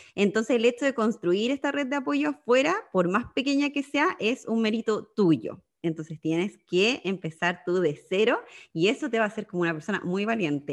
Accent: Magallanes and Chilean Antarctica, Chile; moved away as an adult; also born or lived in Sydney, Australia; now in Netherlands; soy magallánica viviendo en Holanda ya hace eh, dos años

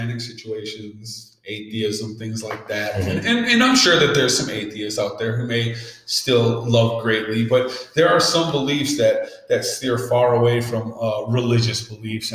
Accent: Saint Paul, Minnesota, United States; I growing up in East St. Paul

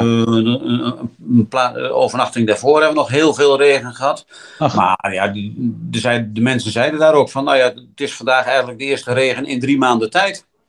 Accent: Netherlands; we komen uit Nederland

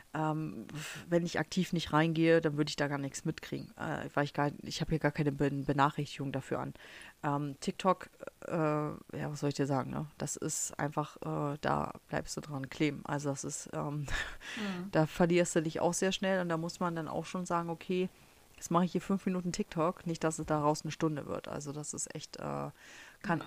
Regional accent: Germany; first language German; moved away as an adult; also born or lived in Harz; now in United States

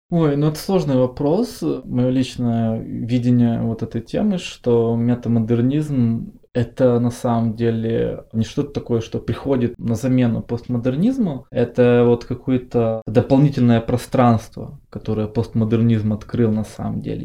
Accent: Odesa, Odesa Oblast, Ukraine; я как одесситка могу сказать

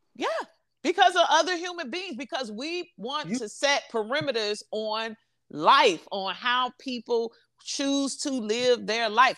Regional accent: Chicago, Illinois, United States; I'm from Chicago, so ain't nothing too hot but them bullets.

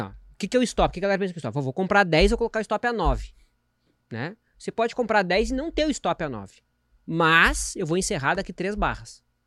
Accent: Rio Grande do Sul, Brazil; eu sou gaúcho

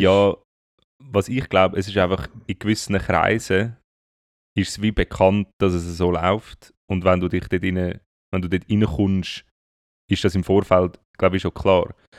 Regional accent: Zurich, Switzerland; wir sind ja beide in Zürich aufgewachsen

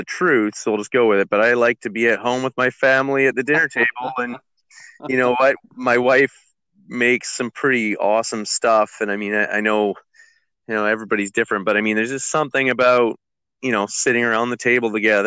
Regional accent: Comox Valley, British Columbia, Canada; I grew up in the Comox Valley

